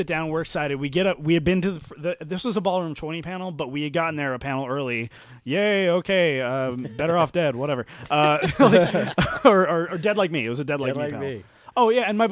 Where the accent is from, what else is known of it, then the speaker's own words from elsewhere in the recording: Glendale, California, United States; I'm from Glendale.